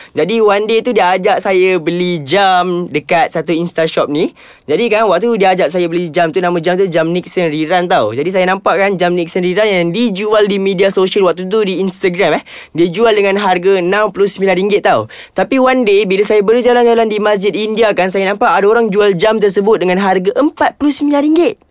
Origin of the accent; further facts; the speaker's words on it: Ampang, Selangor, Malaysia; saya berasal daripada Ampang